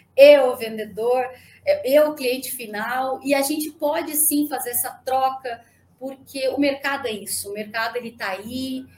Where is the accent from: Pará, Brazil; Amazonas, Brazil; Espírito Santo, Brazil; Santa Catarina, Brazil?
Santa Catarina, Brazil; moved away; also born or lived in Joinville; Eu, eu morava em Santa Catarina, eu sou de Santa Catarina, e morava em Joinville